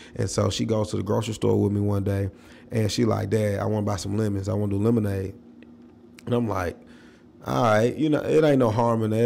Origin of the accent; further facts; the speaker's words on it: Nashville, Tennessee, United States; growing up in South Nashville